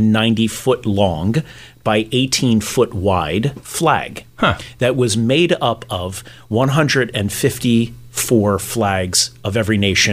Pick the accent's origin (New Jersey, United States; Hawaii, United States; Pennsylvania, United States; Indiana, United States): New Jersey, United States; Hamilton; just a kid from Hamilton, I grew up there and had an incredible experience in Hamilton.